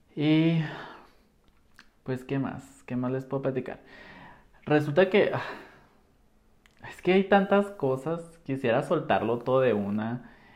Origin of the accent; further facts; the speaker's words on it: Nogales, Sonora, Mexico; moved away as an adult; also born or lived in Guadalajara; soy de Nogales, Sonora